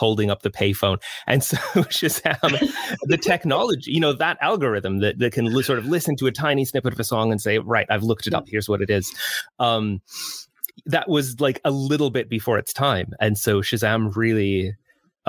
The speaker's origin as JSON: {"language": "English", "country": "United States", "tie": "born or raised there", "moved": "as an adult", "lives_now": "United Kingdom", "said": "I grew up in the States, as you can hear from my accent"}